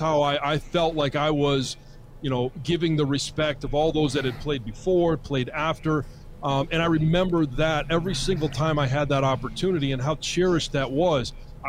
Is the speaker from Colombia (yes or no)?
no; Michigan, United States; This is my home state. That's why I went to Michigan. This is my hometown.